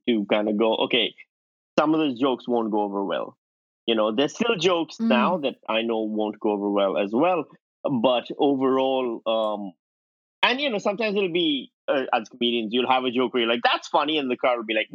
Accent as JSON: {"language": "English", "country": "Pakistan", "tie": "born or raised there", "moved": "as an adult"}